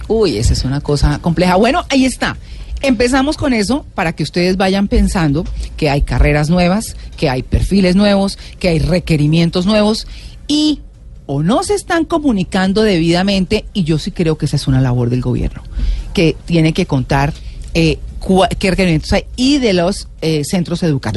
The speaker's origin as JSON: {"language": "Spanish", "country": "Colombia", "said": "nosotros como colombianos"}